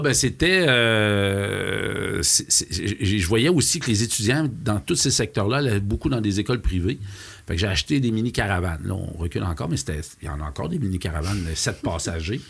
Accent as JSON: {"language": "French", "town": "Lac-Beauport", "region": "Quebec", "country": "Canada", "tie": "born or raised there", "said": "mon patelin m'a rappelé le lac Beauport"}